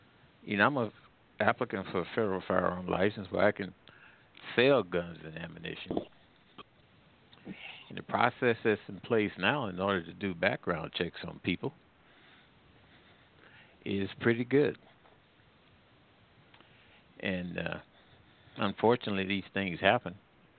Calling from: St. Louis, Missouri, United States; Yeah, I'm calling from the St. Louis area.

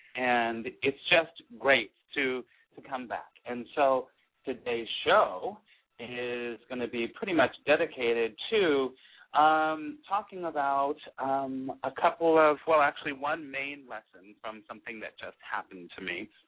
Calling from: California, United States; I am calling from California

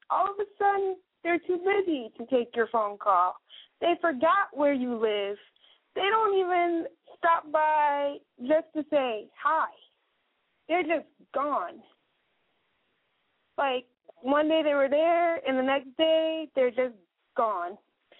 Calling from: Wisconsin, United States; I'm calling you from Wisconsin

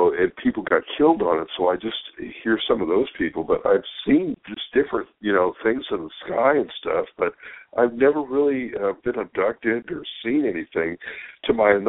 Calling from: California, United States

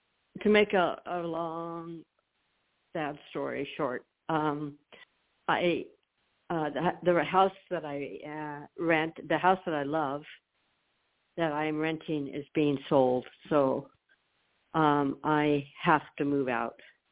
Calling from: Florida, United States; I'm calling from Florida.

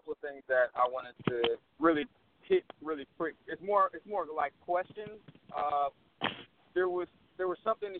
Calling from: Fort Worth, Texas, United States; I'm calling from Fort Worth.

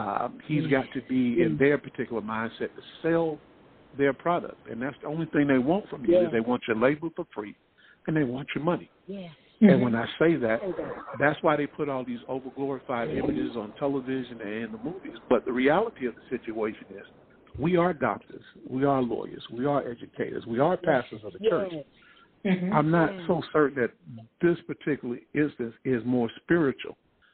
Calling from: Columbia, South Carolina, United States; I'm calling from Columbia, South Carolina.

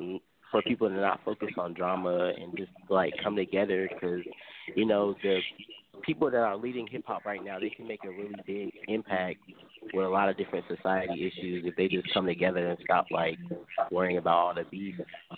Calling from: Fayetteville, North Carolina, United States; Fayetteville, North Carolina.

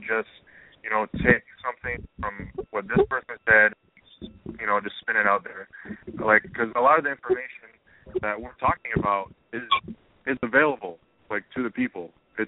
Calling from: San Diego, California, United States; I'm calling from San Diego

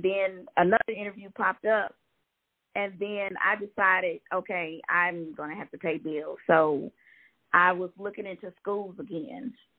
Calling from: Georgia, United States

